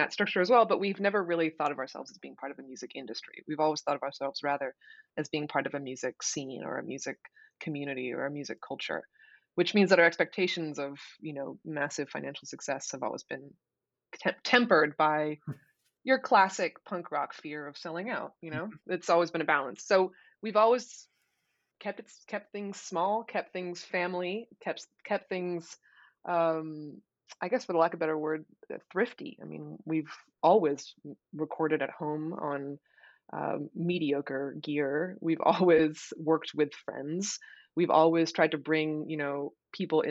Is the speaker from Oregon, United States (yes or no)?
yes; Portland, Oregon, United States; I'm from Portland